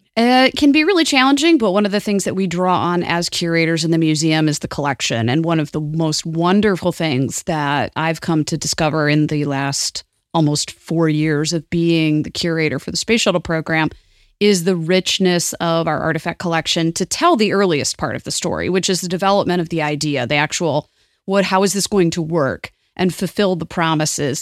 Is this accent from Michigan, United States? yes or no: yes; southeastern Michigan, United States; also born or lived in Toledo, Ohio; I grew up in southeastern Michigan, which was on the border with Toledo. In fact, I was born in Toledo, Ohio